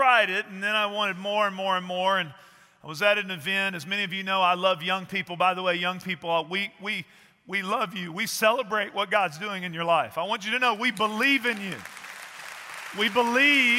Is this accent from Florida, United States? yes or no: no; East Texas, United States; I grew up in East Texas